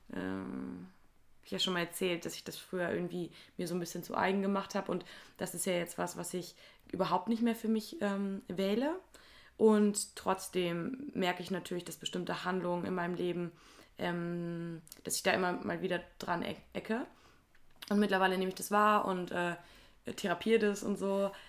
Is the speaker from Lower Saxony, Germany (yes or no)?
no; Wuppertal, North Rhine-Westphalia, Germany; ich sage zu Wuppertal immer, dass es meine Heimat ist